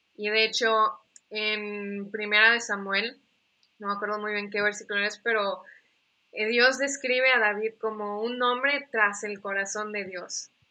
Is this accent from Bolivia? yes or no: no; Mérida, Yucatán, Mexico; also born or lived in United States; nací en Estados Unidos, pero realmente me siento más de México que de Estados Unidos. O sea, aquí crecí, tengo doble, nacionalidad. Eh, crecí aquí en, en, Mérida